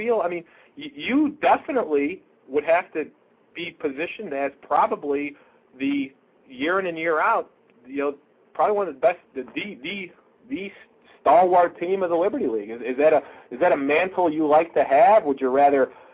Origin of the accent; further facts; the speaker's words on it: Rochester, New York, United States; I'm from Rochester